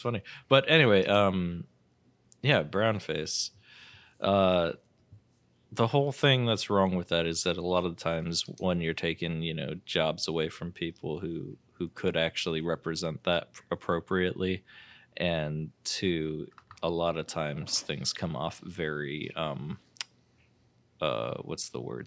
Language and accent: English; United States; I'm American